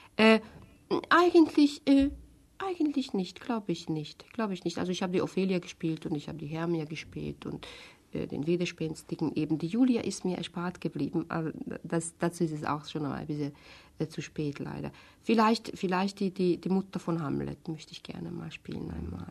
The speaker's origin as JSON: {"language": "German", "country": "Hungary", "second_language": "German", "moved": "as an adult", "lives_now": "Germany", "said": "Ich komme aus Ungarn, ich habe nie Deutsch gelernt"}